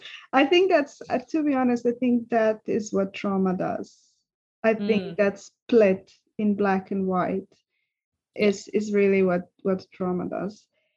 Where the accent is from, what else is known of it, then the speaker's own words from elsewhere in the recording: Serbia; English is a second language; now in Switzerland; when I came from Serbia, which I was even in that setting quite traumatized, not being fully able to express myself. And then I came to Switzerland